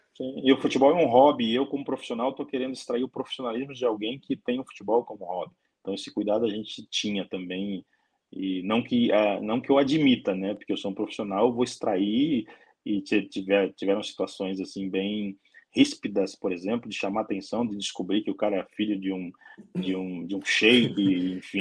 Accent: Brazil; moved away as an adult; now in Ukraine; eu não sou europeu, sou brasileiro, estou 15 anos morando na Ucrânia

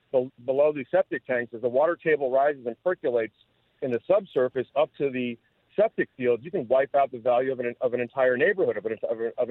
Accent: New Jersey, United States; now in Miami, United States; I was born and raised in New Jersey

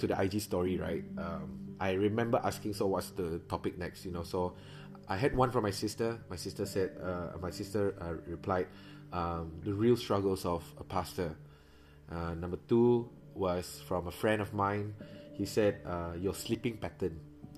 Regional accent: Miri, Sarawak, Malaysia; moved away as an adult; also born or lived in Kuala Lumpur; coming back to Miri, which is my hometown in Sarawak

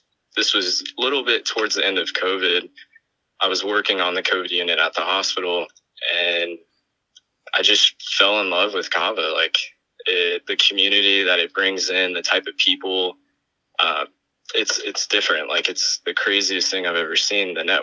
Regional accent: Cape Coral, Florida, United States; I grew up in Southwest Florida, was born in Cape Coral.

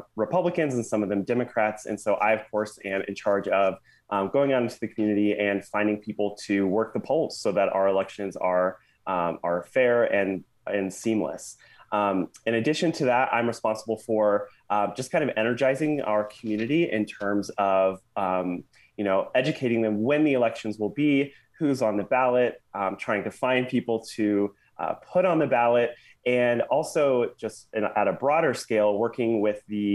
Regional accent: Dearborn County, Indiana, United States; now in Batesville, United States; I grew up in Dearborn County, so just next door to Ripley

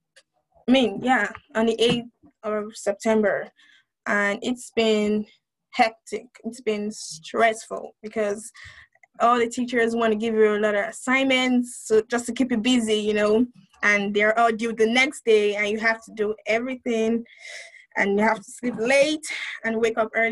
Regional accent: Wichita, Kansas, United States; I'm from Wichita, Kansas

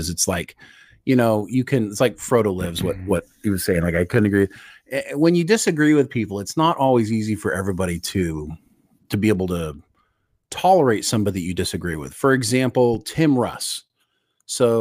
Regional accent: United States; as an American

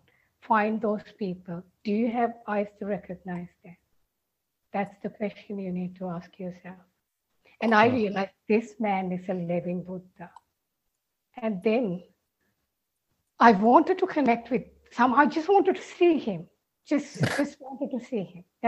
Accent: Sri Lanka; I am from Sri Lanka

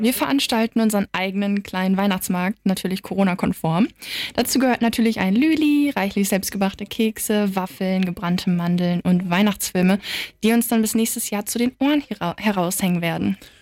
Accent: Wiesmoor, Lower Saxony, Germany; moved away as an adult; now in Wilhelmshaven, Germany; aus Wismar. Das ist so 30 Minuten mit dem Auto von hier

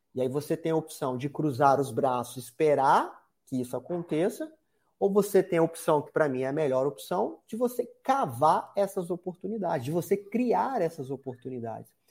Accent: Espírito Santo, Brazil; moved away as an adult; Espírito Santo, que é, é o estado onde eu nasci, fui criado boa parte da minha vida

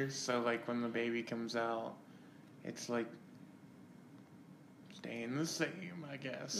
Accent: the South, United States; I'm from the South.

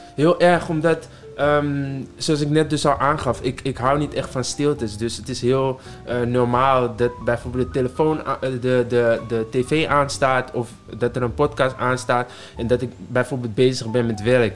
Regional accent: Amsterdam, North Holland, Netherlands; ik uit Amsterdam kom en eh, daar ook geboren ben

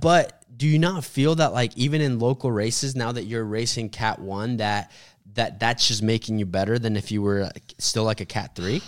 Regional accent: Sand Springs, Oklahoma, United States; I grew up in Sand Springs, which is like, you know, a town about twenty, thirty minutes away

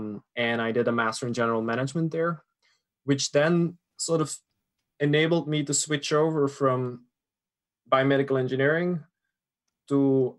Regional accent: New York, United States; born there; I was born in a little town upstate New York of Belgian parents. There's nothing American about me apart from

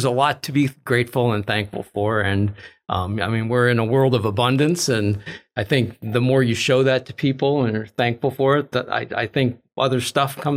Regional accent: Minneapolis, Minnesota, United States; moved away as an adult; also born or lived in Texas; I grew up in Minnesota

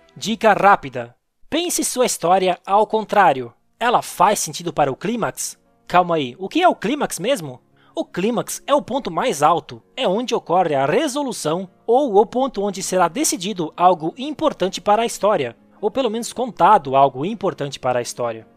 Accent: Santa Catarina, Brazil; eu sou natural de Santa Catarina, um estado do sul do Brasil

